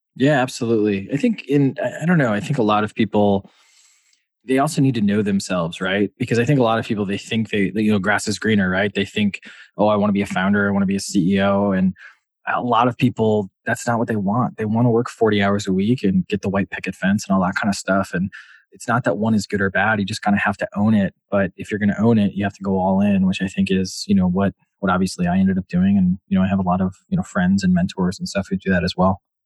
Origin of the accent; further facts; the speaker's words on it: Wisconsin, United States; moved away as an adult; also born or lived in Washington, D.C.; now in Boston, United States; I'm from Wisconsin.